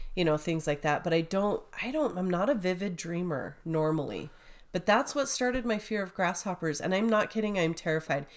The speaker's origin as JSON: {"language": "English", "town": "St. George", "region": "Utah", "country": "United States", "tie": "born or raised there", "said": "growing up in Saint George, we had a lot of grasshoppers"}